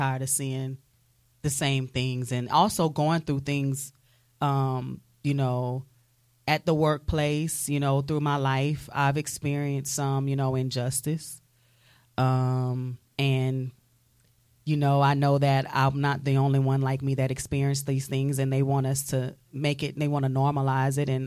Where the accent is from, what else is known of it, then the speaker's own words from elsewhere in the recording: Jennings, Louisiana, United States; moved away as an adult; now in Pensacola, United States; I'm from Jennings, Louisiana. That's like, you know, the center of the heel of the boot. So it's like, you know, Southwest Louisiana. And I've been in Pensacola for about 10 and a half years.